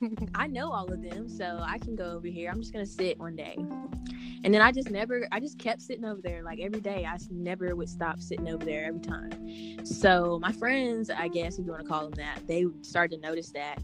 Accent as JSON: {"language": "English", "town": "Chattanooga", "region": "Tennessee", "country": "United States", "moved": "as an adult", "lives_now": "Knoxville, United States", "said": "I'm also from Chattanooga, Tennessee"}